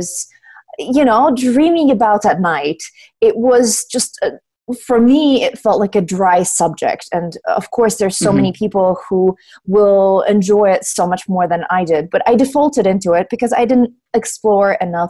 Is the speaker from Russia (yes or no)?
yes; Russia; moved away as an adult; when I was growing up in Russia